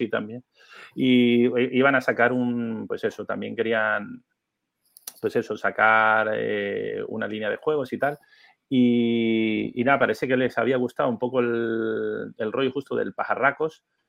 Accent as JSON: {"language": "Spanish", "country": "Venezuela", "tie": "born or raised there", "also_born_or_lived": "Canary Islands", "moved": "yes", "said": "Soy venezolano"}